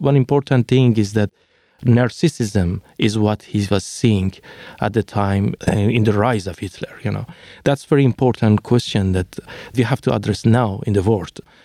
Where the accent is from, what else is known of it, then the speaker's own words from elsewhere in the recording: Iran; English is a second language; moved away as an adult; also born or lived in Finland; now in Mexico; when they are asking me, "Where are you from?" and I was telling that I am Iranian